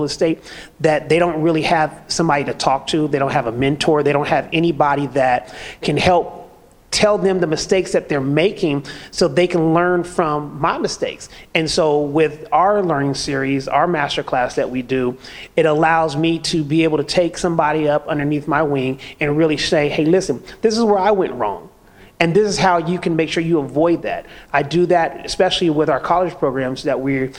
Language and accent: English; California, United States; now in Atlanta, United States; I'm from California, so we're used to the fast pace